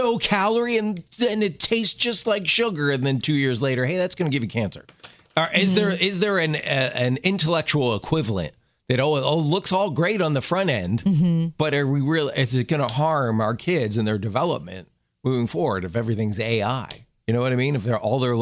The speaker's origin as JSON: {"language": "English", "town": "Baltimore", "region": "Maryland", "country": "United States", "tie": "born or raised there", "said": "When I was a kid growing up in Maryland, in Baltimore"}